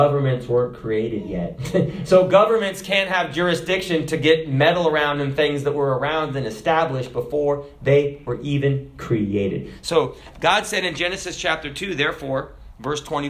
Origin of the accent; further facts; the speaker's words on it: United States; we're American